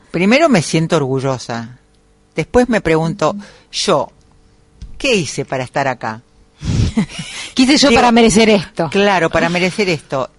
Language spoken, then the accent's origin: Spanish; Buenos Aires, Argentina; Nosotros somos tan porteños e inaguantables